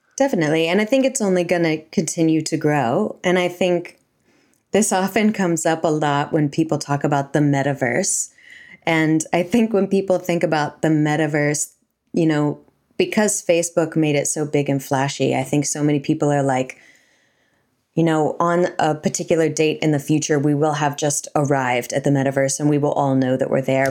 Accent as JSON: {"language": "English", "country": "United States", "moved": "yes", "lives_now": "New Zealand", "said": "I'm from America"}